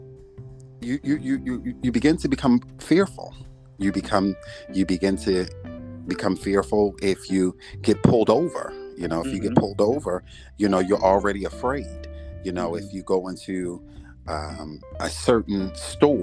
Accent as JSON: {"language": "English", "town": "Baltimore", "region": "Maryland", "country": "United States", "moved": "as an adult", "lives_now": "Philadelphia, United States", "said": "Originally, I'm from Baltimore"}